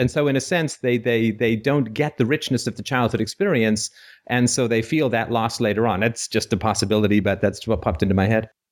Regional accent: Canada; I'm from Canada

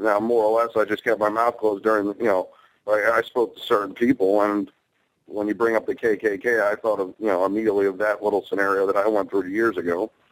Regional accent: New York City, New York, United States; Growing up in Brooklyn

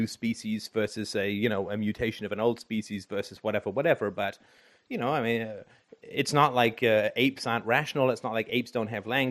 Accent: Canada; I'm from Canada

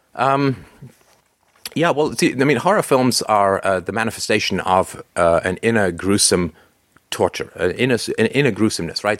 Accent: London, United Kingdom; I grew up in England, uh, in London, and my local team was Crystal Palace

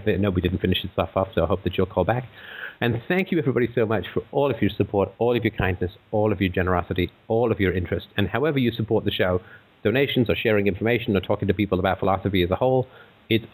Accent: England, United Kingdom; growing up in England

